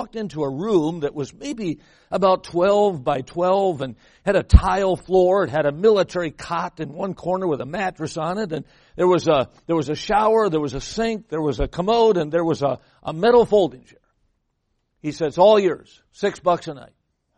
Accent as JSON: {"language": "English", "region": "Midwest", "country": "United States", "lives_now": "California, United States", "said": "I came from the Midwest. I'm here in California."}